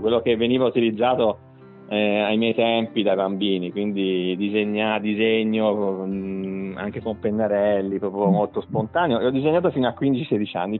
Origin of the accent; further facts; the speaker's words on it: Tuscany, Italy; also born or lived in Viareggio; noi come toscani, italiani